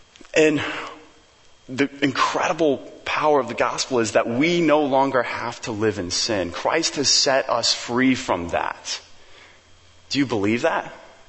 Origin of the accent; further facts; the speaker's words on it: Papua New Guinea; And I remember growing up in New Guinea, like we'd drive on all these crazy mountain roads.